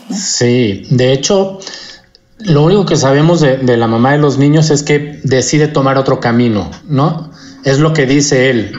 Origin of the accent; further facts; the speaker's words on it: Mexico; also born or lived in United States; además de mexicano, eh, soy gringo también